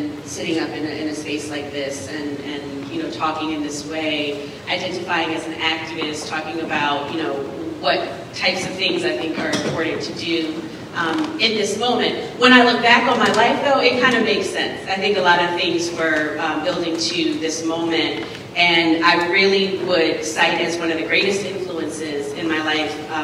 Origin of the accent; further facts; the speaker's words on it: North Carolina, United States; moved away; also born or lived in New York City; my home state of North Carolina